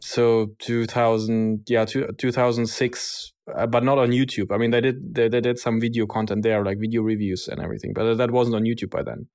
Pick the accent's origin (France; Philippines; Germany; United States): Germany; Berlin; born and raised in Berlin, technically, uh, born in a country that doesn't exist anymore, uh, since I'm from East Berlin